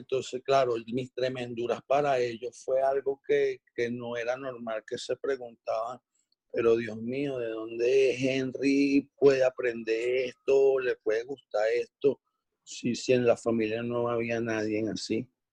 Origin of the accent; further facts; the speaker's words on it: Venezuela; somos, somos coterráneos, somos venezolanos